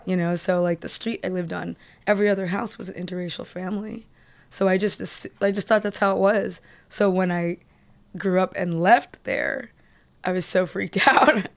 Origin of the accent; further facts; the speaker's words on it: Columbia, Maryland, United States; moved away; also born or lived in Boston / New York; I grew up in Columbia, Maryland